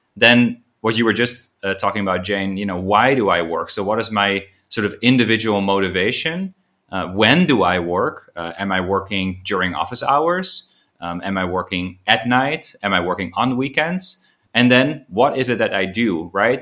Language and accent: English; Amsterdam, North Holland, Netherlands; now in Ho Chi Minh City, Vietnam; I'm originally from Amsterdam, but, uh, I'm now living in, uh, in Vietnam, in Ho Chi Minh City